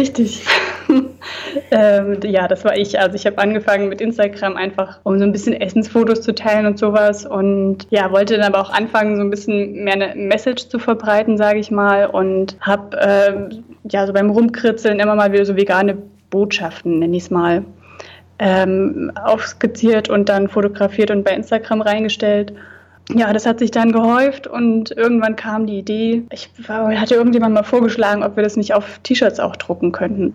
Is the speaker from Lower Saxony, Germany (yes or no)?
no; Thuringia, Germany; moved away as an adult; now in Hamburg, Germany; der Kleinstadt, da wo ich herkomme